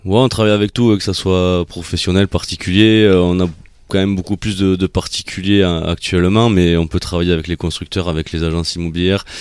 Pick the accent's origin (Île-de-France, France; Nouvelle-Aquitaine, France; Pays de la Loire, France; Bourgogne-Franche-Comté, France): Nouvelle-Aquitaine, France; Mimizan; moved away as an adult; also born or lived in Dax / Mont-de-Marsan / Tarbes / Bagnères-de-Bigorre; now in Arcachon Bay, France; Je suis natif de Mimizan